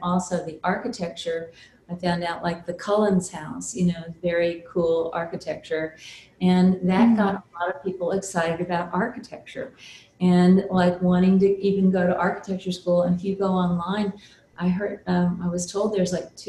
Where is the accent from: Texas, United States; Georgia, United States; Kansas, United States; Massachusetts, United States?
Texas, United States; South; I grew up in South Texas, and we had, it's a very little tiny town.